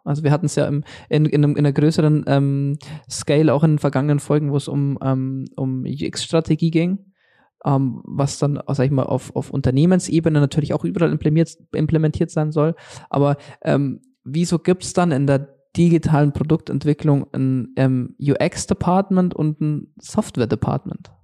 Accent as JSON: {"language": "German", "country": "Germany", "said": "hier bei uns in Deutschland"}